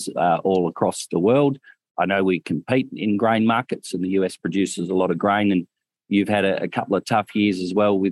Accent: Australia; accent: Australian

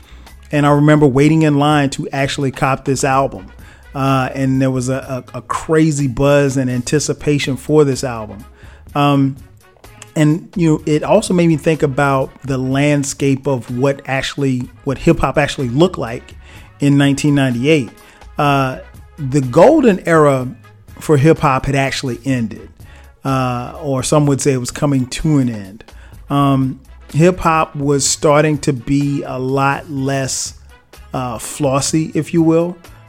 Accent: South Carolina, United States; now in Atlanta, United States; This album also resonates with me on a personal level because I moved to Atlanta from South Carolina in 1997.

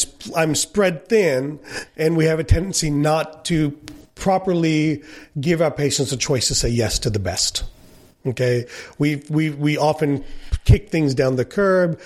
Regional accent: India; as an Indian

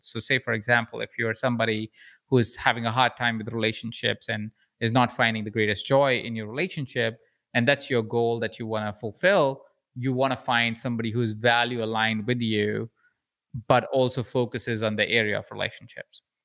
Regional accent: Jaipur, Rajasthan, India; accent: Indian; moved away; I'm an Indian man with an accent.

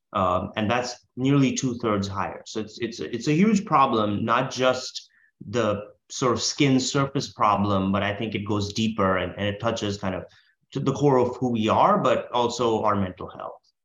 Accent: India; now in United States; I'm originally from India where we don't we call cookies biscuits

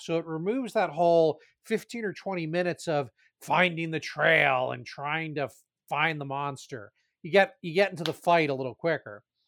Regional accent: New Jersey, United States; I grew up in Jersey

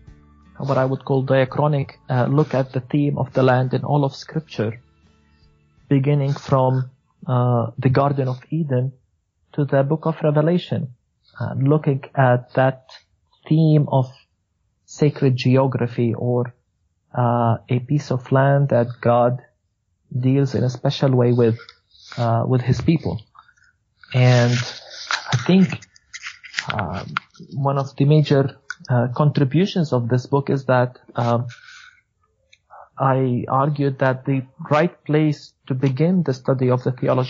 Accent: Beit Sahur, West Bank, Palestine; I am a Palestinian Christian, and I grew up in Bethlehem, actually in Beit Sahur

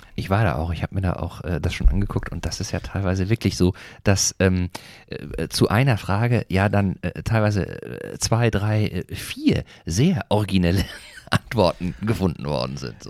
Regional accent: North Rhine-Westphalia, Germany; moved away as an adult; now in Eckernförde, Germany; ich komme ja ursprünglich aus Nordrhein-Westfalen

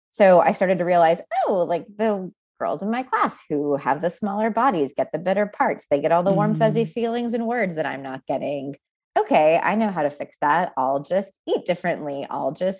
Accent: Texas, United States; also born or lived in Pennsylvania; I moved from Pennsylvania to Texas against my will at the age of 8

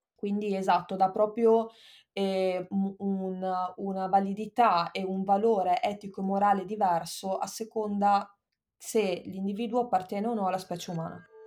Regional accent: Verona, Veneto, Italy; moved away as an adult; also born or lived in Bologna; io sono nata a Verona nell'88 e dopodiché ho fatto il liceo scientifico

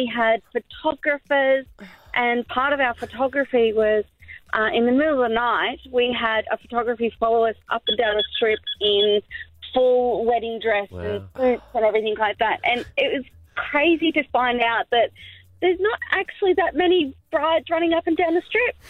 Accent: Sydney, New South Wales, Australia; I'm from Sydney and my husband's from Brisbane

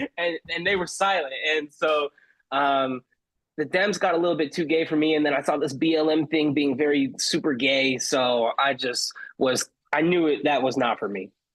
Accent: Palmdale, California, United States; also born or lived in Glendale, California; I grew up in Palmdale. Uh, I was born in Glendale, which is like more closer to downtown LA, but I was pretty much raised in Palmdale

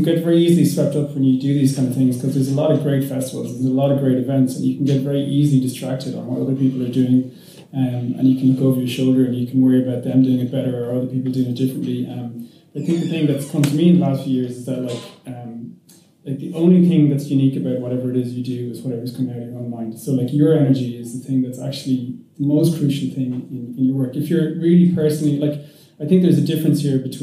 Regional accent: Limerick, Munster, Ireland; now in Dublin, Ireland; I'm from Limerick

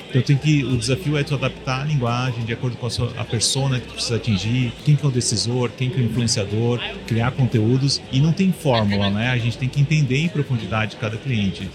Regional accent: Florianópolis, Santa Catarina, Brazil; Eu sou aqui de Floripa também

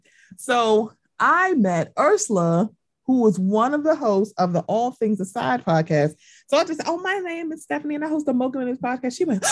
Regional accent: Baltimore, Maryland, United States; I'm from Baltimore. I'm used to walking.

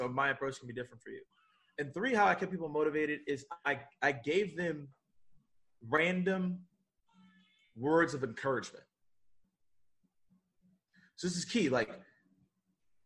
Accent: the South, United States; So I'm from the South, so Southern hospitality

